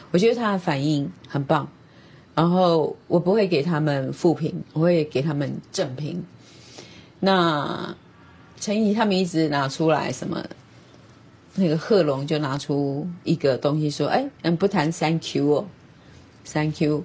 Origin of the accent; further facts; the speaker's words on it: Taiwan; 我是台湾人